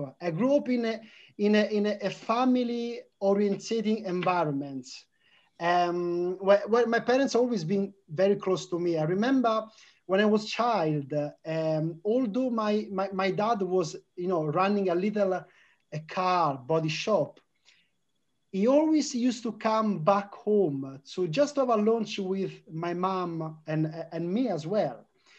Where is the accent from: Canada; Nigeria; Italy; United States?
Italy; English is a second language; Yes, it is, Kay. So my family originally is from the north of Italy.